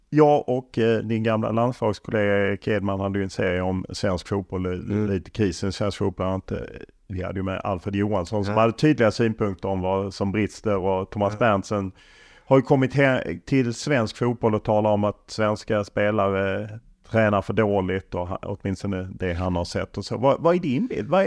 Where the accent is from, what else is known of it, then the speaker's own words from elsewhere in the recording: Sweden; Ja, för det är ju svårt att som svensk inte bli avundsjuk på jag menar Norge